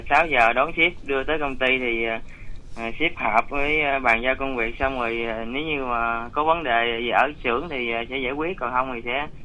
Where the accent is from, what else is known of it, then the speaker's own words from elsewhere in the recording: Cái Bè, Tiền Giang, Vietnam; now in Đức Hòa, Vietnam; Dạ ở ờ, cái bè Tiền Giang ạ.